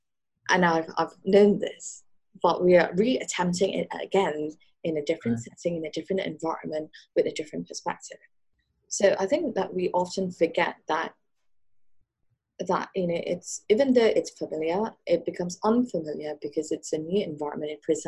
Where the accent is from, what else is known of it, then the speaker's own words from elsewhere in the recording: Singapore; born there; My mom was from Malaysia and I was born in Singapore, and my dad was in the British military.